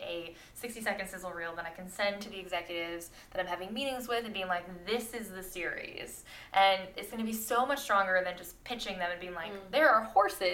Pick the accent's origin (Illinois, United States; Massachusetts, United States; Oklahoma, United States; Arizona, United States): Arizona, United States; Anthem; my hometown, this little town in Arizona called Anthem